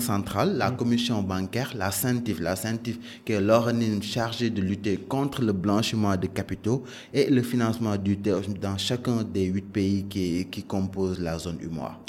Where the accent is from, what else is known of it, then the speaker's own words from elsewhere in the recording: Dakar, Senegal; also born or lived in Canada; j'ai grandi à Dakar